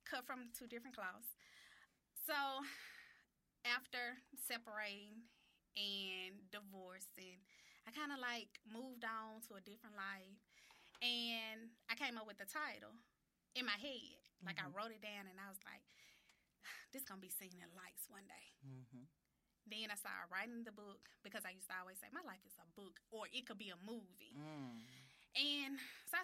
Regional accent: Holly Springs, Mississippi, United States; moved away as an adult; also born or lived in Memphis, Tennessee / Olive Branch, Mississippi; I'm from Holly Springs, Mississippi

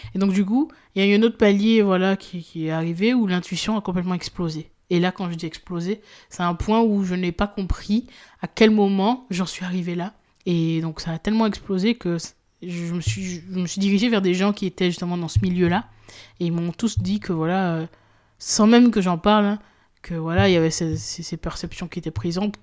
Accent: Guadeloupe; moved away; je suis originaire de la Guadeloupe

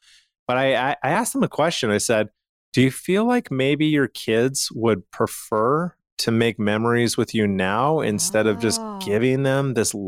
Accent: Calgary, Alberta, Canada; So I'm from Calgary, Canada, and my dad had a pretty large estate.

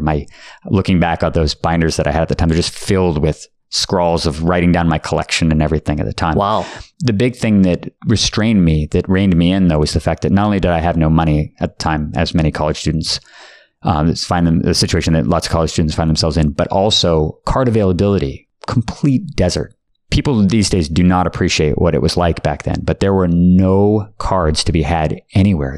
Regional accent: Palo Alto, California, United States; There was a store called Gamescape in Palo Alto, California, which was my hometown

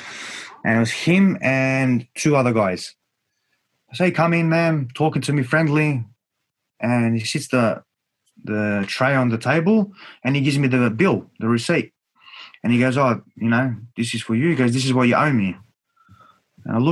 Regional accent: Australia

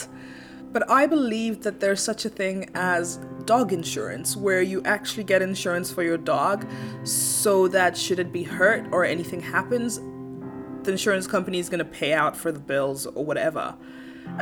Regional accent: Kenya; born or raised there; moved away

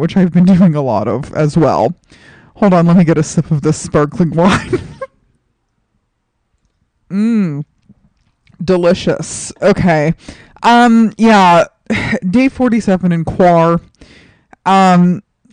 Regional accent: New York City, New York, United States; moved away; my hometown of New York City

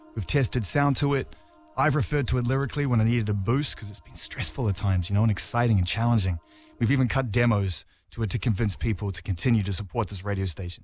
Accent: Netherlands

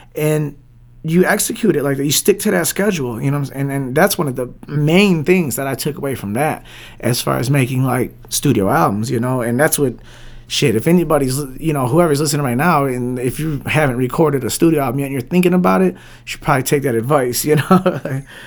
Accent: Detroit, Michigan, United States; Born and raised in Southwest Detroit, you know, like, born and raised in Southwest Detroit, still in Southwest Detroit

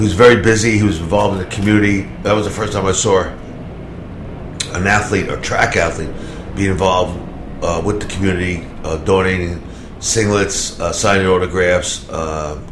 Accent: New York, United States; moved away; I was busy being a New Yorker

